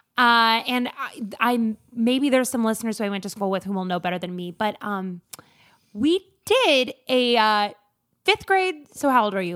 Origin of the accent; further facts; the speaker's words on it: rural Minnesota, United States; in fifth grade at my rural Minnesota middle school